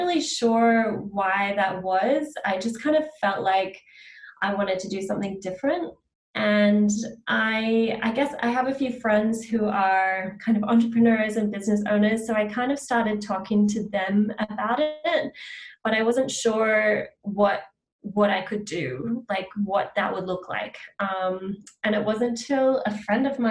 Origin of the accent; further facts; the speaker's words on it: Australia; now in Vancouver, Canada; I'm based in Vancouver, Canada. So I work with clients one-to-one, with clients across Canada and Australia and the US, because I'm from Australia originally